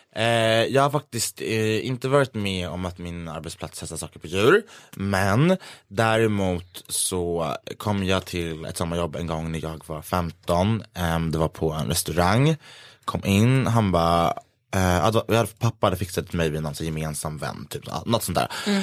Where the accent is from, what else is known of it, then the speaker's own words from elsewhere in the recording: Gävle, Gävleborg County, Sweden; min hemstad Gävle